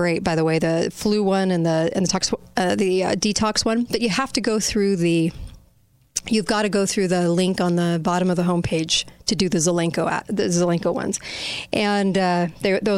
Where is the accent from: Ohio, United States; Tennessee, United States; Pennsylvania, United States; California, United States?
California, United States; I look back on high school growing up in California, and I got no education